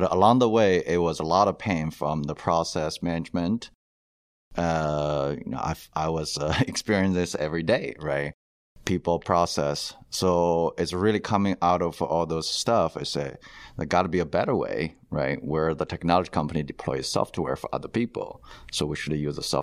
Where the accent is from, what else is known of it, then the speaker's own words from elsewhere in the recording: China; moved away as an adult; now in United States; originally I'm from China, went to the dental school